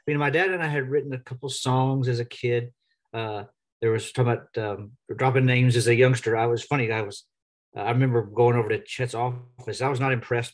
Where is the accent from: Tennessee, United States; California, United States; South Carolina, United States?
Tennessee, United States; Nashville; also born or lived in Texas; I was born in Texas, but I grew up here in Nashville. We moved here when I was about 6 years old